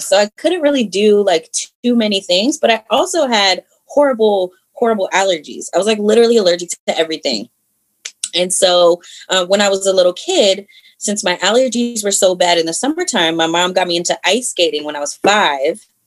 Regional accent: Columbia, Maryland, United States; also born or lived in Harrisburg, Pennsylvania; I definitely have grown up out here. Um, I would say in Howard County for sure

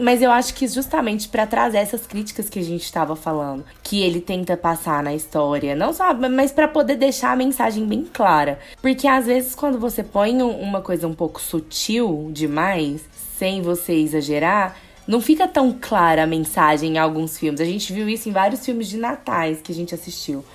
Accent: Brazil; a gente é brasileiro

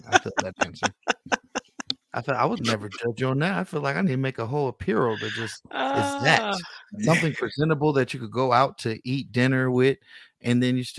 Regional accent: Bay Area, California, United States; I'm from the Yay area.

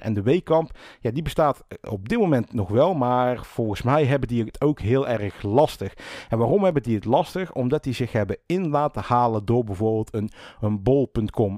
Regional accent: 's-Hertogenbosch, North Brabant, Netherlands; also born or lived in Rosmalen; ik kom zelf uit Den Bosch

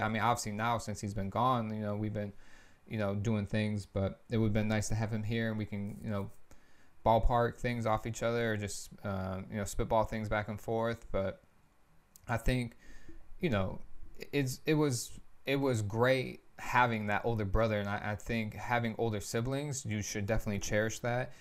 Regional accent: Lansing, Michigan, United States; moved away as an adult; now in Florida, United States; I'm from Lansing, obviously, too. We're both born and raised there.

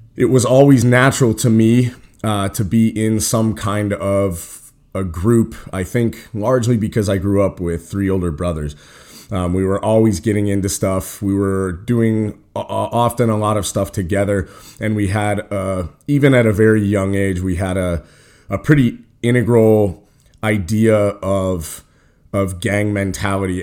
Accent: Cheyenne, Wyoming, United States; we were growing up in Cheyenne, Wyoming

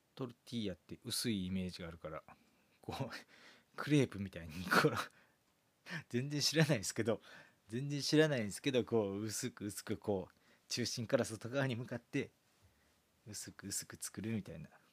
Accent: Kansai, Japan; 関西人なんですけど

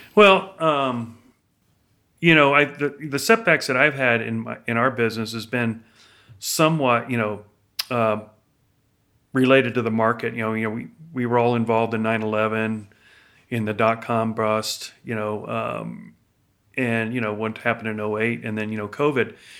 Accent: Florida, United States; now in Idaho, United States; growing up in Florida

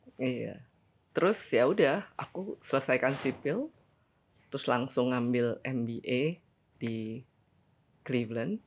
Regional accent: Bandung, West Java, Indonesia; also born or lived in Cirebon; dari Cirebon terus ke Bandung. Meskipun gue lahir di Bandung

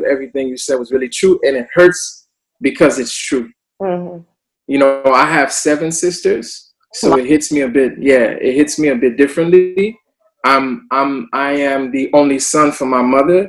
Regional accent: Miami, Florida, United States; moved away as an adult; now in Montreal, Canada; I'm originally from Miami, Florida

